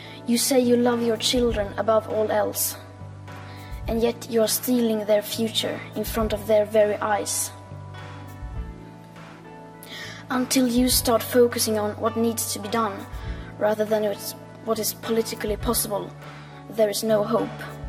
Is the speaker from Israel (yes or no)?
no; Sweden; I am 15 years old and I'm from Sweden